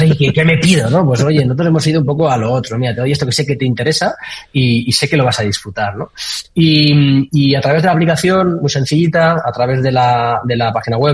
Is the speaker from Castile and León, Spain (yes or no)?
no; Valencia, Valencian Community, Spain; yo soy de Valencia y arranqué preguntando que quién hacía algo de cripto en Valencia.